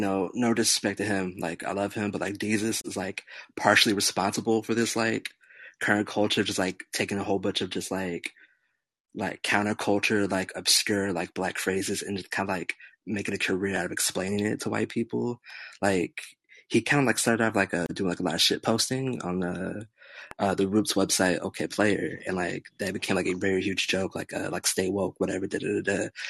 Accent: California, United States; also born or lived in Tennessee; Nah, man. I'm from California and Tennessee. Bounced around a lot.

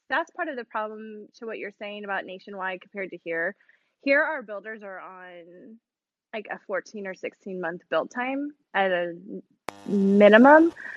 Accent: Chicago, Illinois, United States; also born or lived in Louisiana; now in Texas, United States; I grew up in Chicago

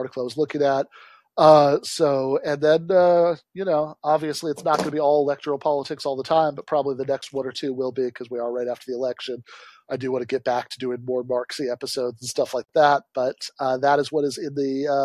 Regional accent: Michigan, United States; comes from my home state, Michigan.

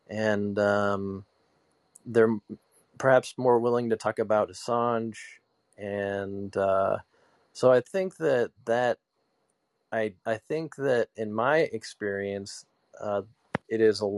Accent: Fairbanks, Alaska, United States; now in Michigan, United States; Yeah, I'm from Fairbanks, Alaska. That's where I was from.

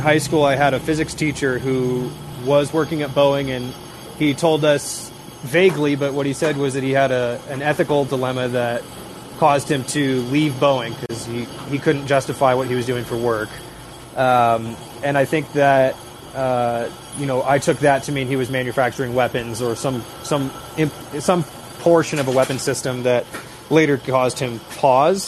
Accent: Seattle, Washington, United States; moved away; I'm originally from Seattle, where there's a big industrial district along the Duwamish River there

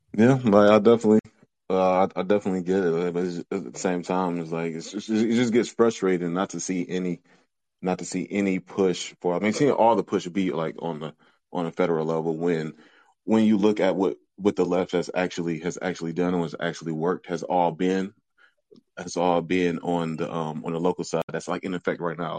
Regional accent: Detroit, Michigan, United States; now in Louisville, United States; I'm from Southwest Detroit, visiting up here right now

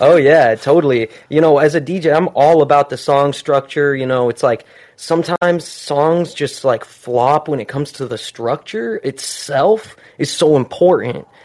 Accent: Utah, United States; moved away as an adult; now in Southern California, United States; where I'm from, I'm from Utah, so I just moved out here within the last year

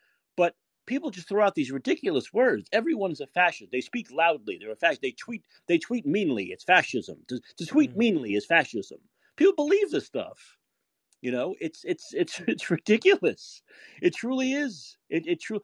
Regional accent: United States; accent: New York, Boston accent; also born or lived in Canada; As an American

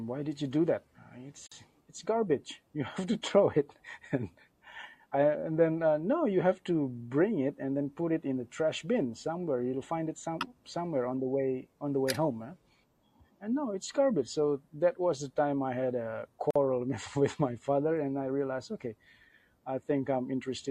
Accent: Yogyakarta, Special Region of Yogyakarta, Indonesia; English is a second language; moved away as an adult; also born or lived in Bali, Indonesia; now in Thailand; I'm from Bali, Indonesia. And also I grew up in Yogyakarta in Java, Indonesia.

